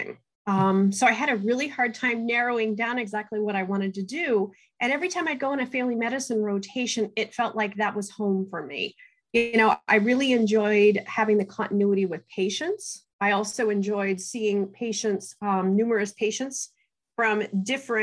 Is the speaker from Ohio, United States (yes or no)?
yes; Southern Ohio, United States; growing up in Southern Ohio, I'm actually a first generation college student